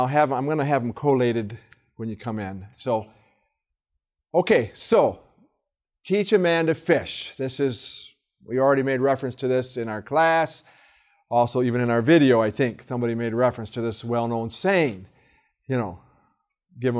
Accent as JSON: {"language": "English", "area": "hometown on the Flint River", "region": "Michigan", "country": "United States", "tie": "born or raised there", "said": "my hometown and take them to the Flint River"}